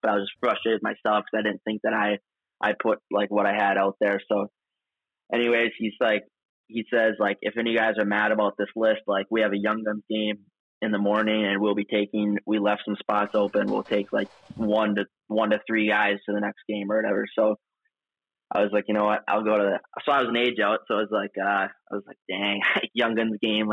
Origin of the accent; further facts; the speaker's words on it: Fergus Falls, Minnesota, United States; also born or lived in Albert Lea, Minnesota; I'm originally from Fergus Falls, and I moved to Albert Lea the summer of 8th grade